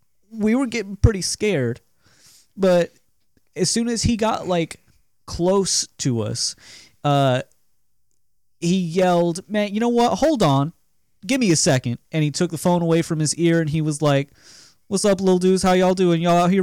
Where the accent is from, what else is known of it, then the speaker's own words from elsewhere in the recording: Alabama, United States; this was in, like, a real hick town in Alabama, too. Like, my school had 8 black kids.